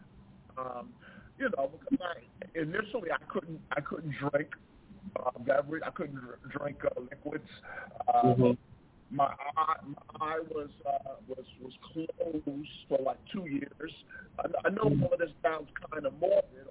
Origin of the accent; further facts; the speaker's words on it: New York, United States; moved away as an adult; also born or lived in Delaware; I'm from New York